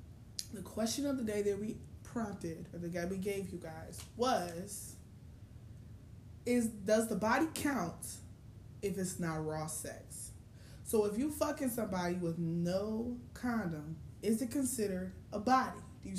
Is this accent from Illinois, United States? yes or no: yes; Chicago, Illinois, United States; I'm from Chicago.